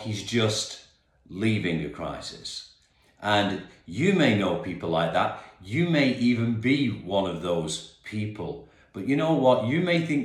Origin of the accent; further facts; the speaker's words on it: Perth, Western Australia, Australia; now in England; back in my old city, my hometown actually. And I've lived in England now for many, many years, but was born in King Edward's Hospital in Perth, Western Australia